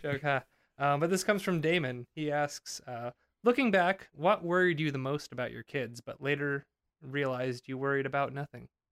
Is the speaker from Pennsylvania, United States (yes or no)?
yes; Pennsylvania, United States; Also from Pennsylvania.